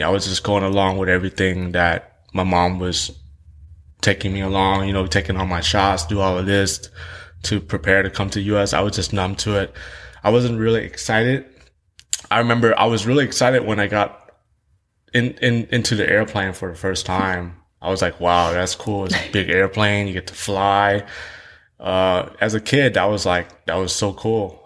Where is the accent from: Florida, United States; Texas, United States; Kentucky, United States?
Texas, United States; Houston; English is a second language; also born or lived in Saigon, Vietnam; I grew up in Vietnam for eight years of my life. I, I grew up in a place called District Two. And in Vietnam, um, I, I, I live in the South Vietnam. I live in Saigon